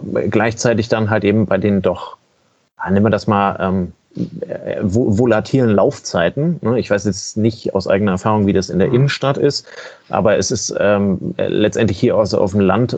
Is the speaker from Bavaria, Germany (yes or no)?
no; Kiel, Schleswig-Holstein, Germany; ich bin Kieler